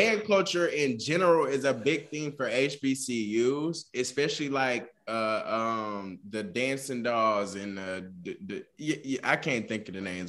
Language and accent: English; the South, United States; I'm from the South. So band culture down here is a big, big thing.